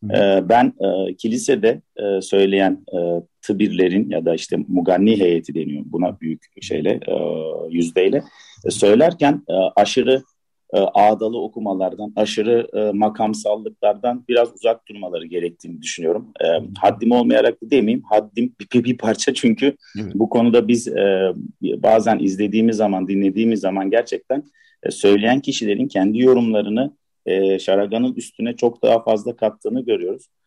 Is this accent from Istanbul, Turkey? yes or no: yes; Istanbul, Turkey; born there; E, ben 69 doğumluyum İstanbul.